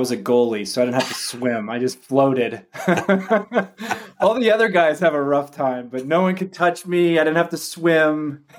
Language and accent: English; Orinda, California, United States; I grew up in the East Bay here in the San Francisco Bay Area in a small town called Orinda.